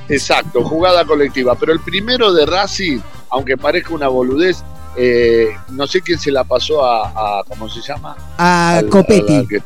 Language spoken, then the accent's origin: Spanish; Buenos Aires, Argentina; yo soy un bicho de Buenos Aires